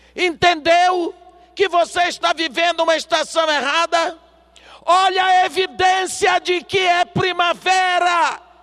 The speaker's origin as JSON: {"language": "Portuguese", "country": "Brazil", "said": "Eu sou brasileira. Aqui no Brasil"}